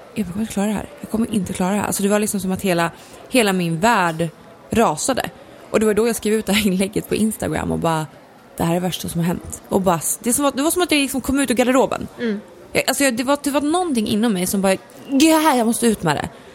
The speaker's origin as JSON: {"language": "Swedish", "town": "Gävle", "region": "Gävleborg County", "country": "Sweden", "tie": "born or raised there", "said": "min uppväxt har kantats i dansband för mamma, min storasyrra och jag kommer från Gävle"}